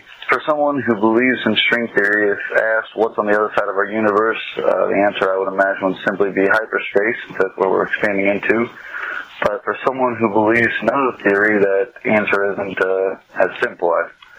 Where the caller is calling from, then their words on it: Illinois, United States; I'm calling from Combs, Illinois